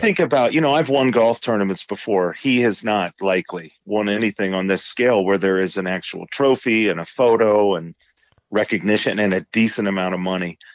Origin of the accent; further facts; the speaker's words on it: Indiana, United States; growing up in Indiana